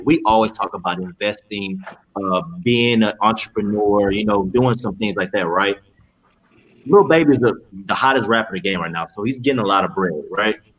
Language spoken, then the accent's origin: English; Cypress, Texas, United States; We grew up in Cypress.